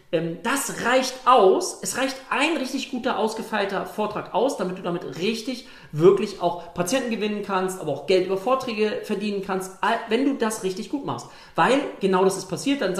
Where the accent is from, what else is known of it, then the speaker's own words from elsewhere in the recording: Lübeck, Schleswig-Holstein, Germany; ich komme hier aus, aus Strandgegend, Lübeck, hohem Norden